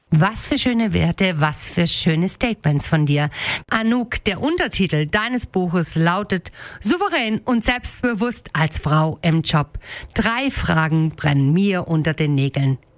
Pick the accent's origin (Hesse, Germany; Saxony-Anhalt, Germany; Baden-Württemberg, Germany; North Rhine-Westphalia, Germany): Baden-Württemberg, Germany; Spaichingen; Also, ich bin ja gebürtige Speichingerin, meine Uroma jedoch, die war Holländerin